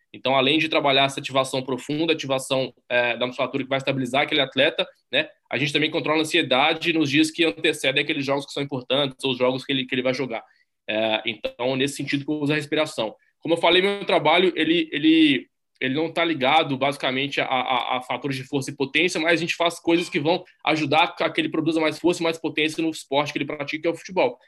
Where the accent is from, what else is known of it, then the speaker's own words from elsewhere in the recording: Minas Gerais, Brazil; sou brasileiro, nasci em Minas Gerais